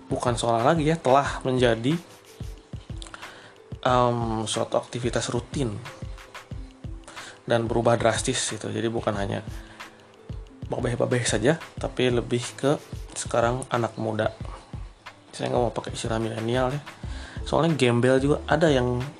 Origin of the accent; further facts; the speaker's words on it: Bandung, West Java, Indonesia; ini hanya pengamatan pengamatannya sebagai warga Bandung yang sering melihat eh, fenomena gitu